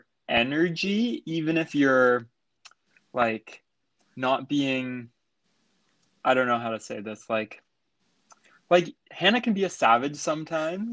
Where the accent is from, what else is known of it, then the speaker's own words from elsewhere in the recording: Nanaimo, British Columbia, Canada; moved away as an adult; now in Vancouver, Canada; I grew up in Nanaimo